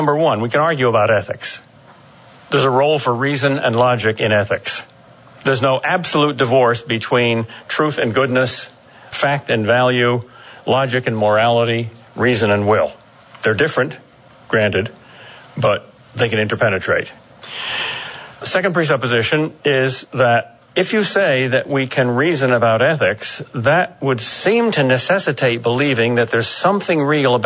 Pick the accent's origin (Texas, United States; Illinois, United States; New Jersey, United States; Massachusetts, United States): Massachusetts, United States; Boston; I'm from Boston.